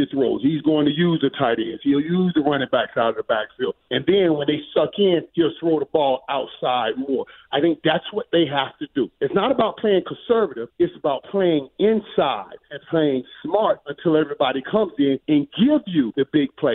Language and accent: English; Dallas, Texas, United States; my hometown, Dallas